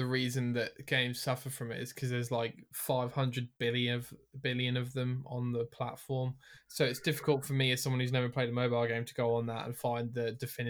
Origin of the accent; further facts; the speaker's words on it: United Kingdom; we're from Britain.